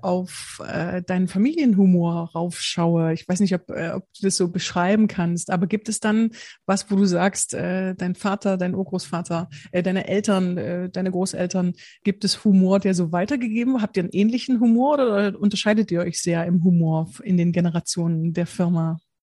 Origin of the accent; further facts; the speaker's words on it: Bitterfeld-Wolfen, Saxony-Anhalt, Germany; moved away; ich komme ich komme ursprünglich aus Sachsen-Anhalt, äh, Bitterfeld-Wolfen